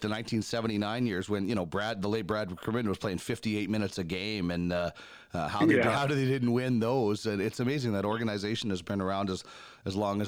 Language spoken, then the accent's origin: English; Brandon, Manitoba, Canada; I grew up in Brandon, but there's enough small towns around there.